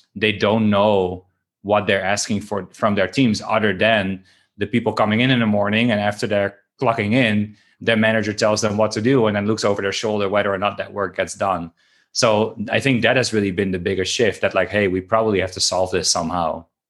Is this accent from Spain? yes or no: no; Netherlands; moved away; I'm from Holland.